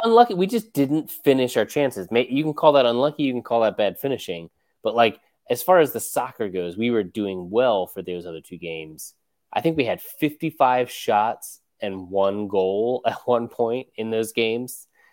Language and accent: English; United States; as an American fan